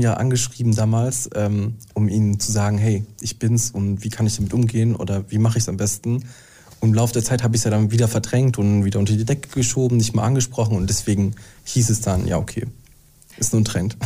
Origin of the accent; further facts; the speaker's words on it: Mannheim, Baden-Württemberg, Germany; moved away; ich komme aus Mannheim